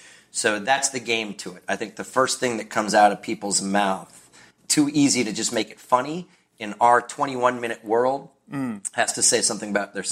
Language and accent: English; Kentucky, United States; My family didn't have a lot of money when we were growing up in Kentucky in a small town that only had one school and no Main Street.